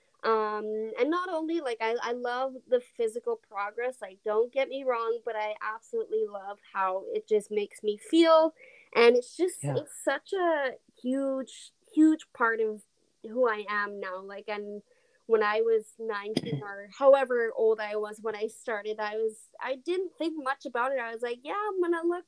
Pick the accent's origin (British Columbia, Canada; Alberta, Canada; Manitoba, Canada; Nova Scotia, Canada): Alberta, Canada; I'm originally and born and raised in Canada, Alberta